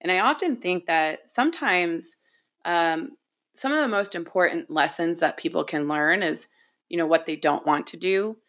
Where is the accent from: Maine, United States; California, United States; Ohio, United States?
Maine, United States; where I grew up, which was just north of Portland, Maine, after we were, you know, after we finished moving around following my dad's Coast Guard career.